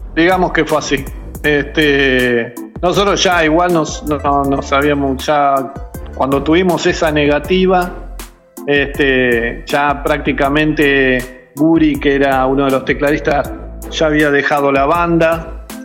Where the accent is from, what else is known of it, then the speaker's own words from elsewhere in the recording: Buenos Aires Province, Argentina; somos de, de lo, de la periferia de la Capital Federal, eh, de la zona norte de Buenos Aires